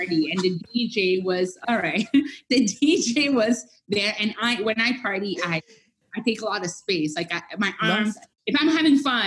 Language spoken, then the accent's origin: English; Montreal, Quebec, Canada; first language French; English is a second language; moved away; I'm a Francophone. I'm from Montreal.